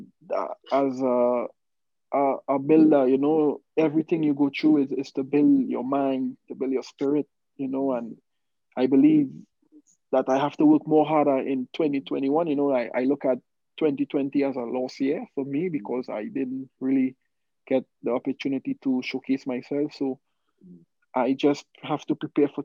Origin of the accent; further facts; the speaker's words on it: Trinidad & Tobago; moved away as an adult; now in Utah, United States; I'm from Trinidad.